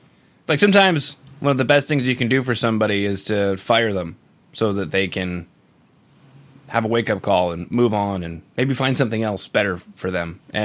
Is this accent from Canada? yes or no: yes; Canada; The great thing about being Canadian is, for example, our house is in metric.